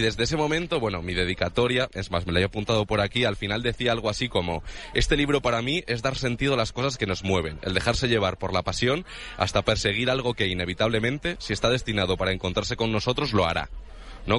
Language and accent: Spanish; Vargas, Cantabria, Spain; now in Madrid, Spain; yo como venía de un pueblo de Cantabria